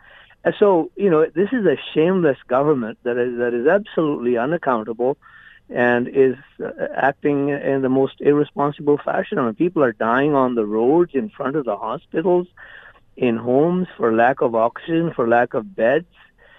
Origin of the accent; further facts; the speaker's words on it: India; also born or lived in British Columbia, Canada; now in Canada; I was born and raised in India.